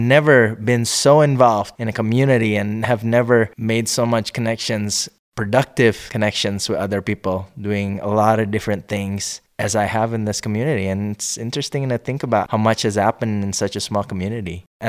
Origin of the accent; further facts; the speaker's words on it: Indonesia; now in United States; I'm from Indonesia. I've lived in several different states in the United States, abroad, elsewhere in different countries, in the van, you know, you name it.